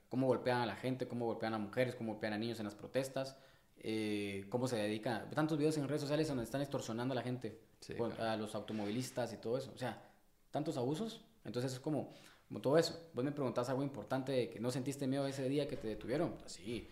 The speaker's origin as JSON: {"language": "Spanish", "town": "Guatemala City", "region": "Guatemala Department", "country": "Guatemala", "tie": "born or raised there", "said": "yo nací y me cri, y me crié y crecí en el Paraíso dos de la zona dieciocho"}